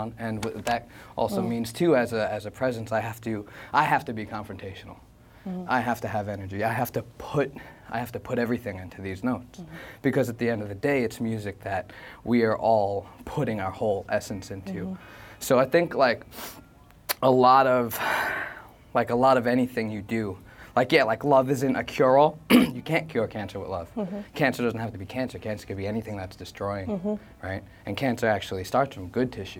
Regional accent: New York, United States; from Brooklyn 718

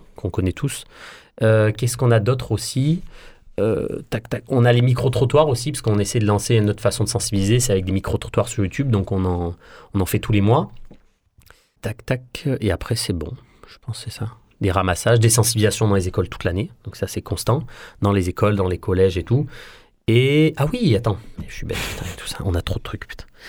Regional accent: Marseille, Provence-Alpes-Côte d'Azur, France; on est des Marseillais, et puis on, défend euh, l'amour qu'on a pour notre ville.

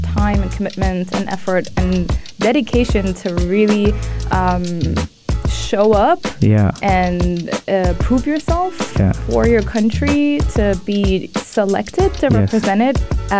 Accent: United Arab Emirates; represent the country in my hometown.

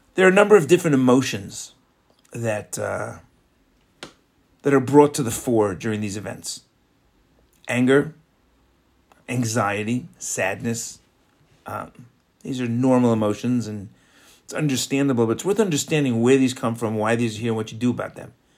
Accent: New York, United States; also born or lived in Florida; now in Israel; growing up in New York

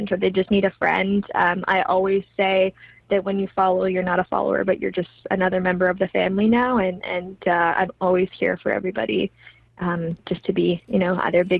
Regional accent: Kamloops, British Columbia, Canada; now in Vancouver, Canada; my hometown of Kamloops

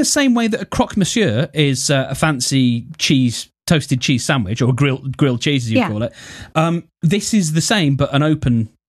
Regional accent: Birmingham, West Midlands, United Kingdom; it first started getting cooked in England in a place called Attills, I believe, which is in my home city. And we are the place that does the Balti, and we have a place known as the Balti Triangle

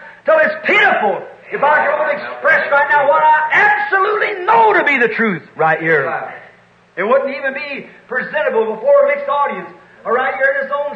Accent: United States; I'm an American, certainly.

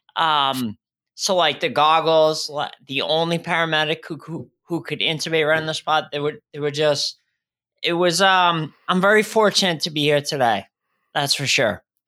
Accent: Shrewsbury, Massachusetts, United States; moved away as an adult; also born or lived in Worcester, Massachusetts; now in Rhode Island, United States; I grew up in, uh, Shrewsbury, Mass. I was born in Worcester, Mass, right next door to that.

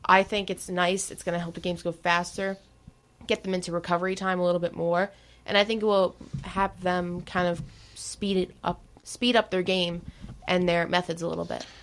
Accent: New Jersey, United States; I'm from New Jersey

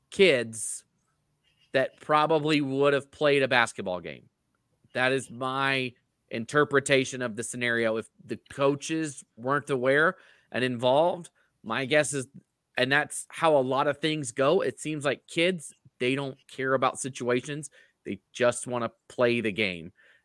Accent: North Carolina, United States; I'm from North Carolina. I can't talk about twisted families.

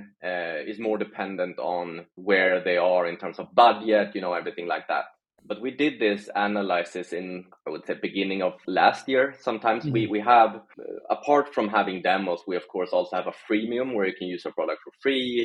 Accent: Sweden; I'm from Sweden originally, still living here.

